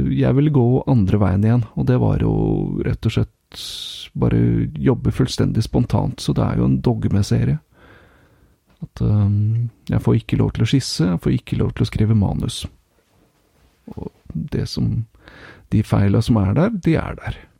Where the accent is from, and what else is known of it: Norway; now in Finland